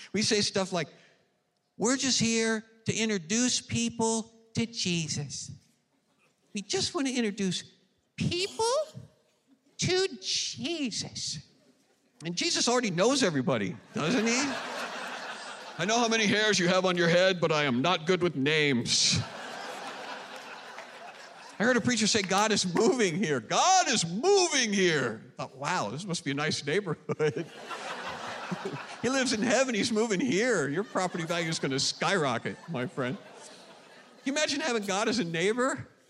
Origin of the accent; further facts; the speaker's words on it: Flippin, Arkansas, United States; I'm from Flippin', Arkansas. Family and I are at the Flippin' Church of Christ every Sunday morning. Graduated from Flippin' High School.